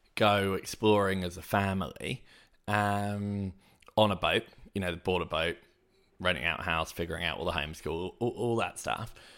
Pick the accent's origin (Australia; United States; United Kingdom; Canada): United Kingdom; Hayling Island, South East England; moved away; where I grew up on Hailing Island